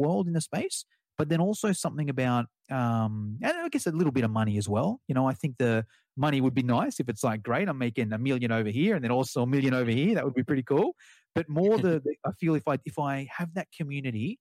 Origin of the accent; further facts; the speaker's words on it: Australia; accent: Australian; my Australian accent